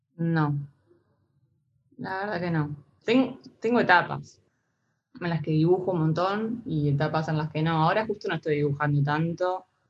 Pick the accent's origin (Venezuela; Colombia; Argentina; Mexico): Argentina; Santa Rosa, La Pampa; moved away as an adult; now in Buenos Aires, Argentina; Me vine acá a Buenos Aires, yo soy de Santa Rosa